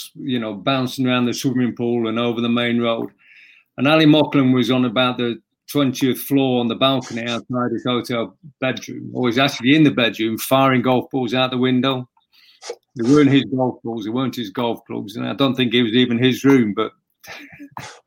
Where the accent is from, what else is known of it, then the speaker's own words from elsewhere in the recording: Derby, East Midlands, United Kingdom; I grew up in Derby, so I used to go to the baseball ground